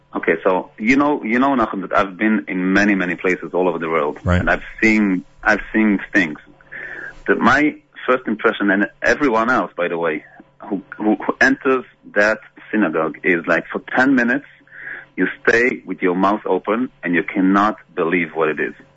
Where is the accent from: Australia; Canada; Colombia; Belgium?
Belgium; moved away; I grew up in Belgium